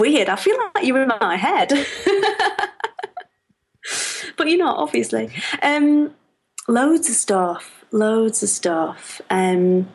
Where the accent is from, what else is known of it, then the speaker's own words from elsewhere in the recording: Lancashire, North West England, United Kingdom; Everybody thinks I'm from Yorkshire when I'm from Lancashire.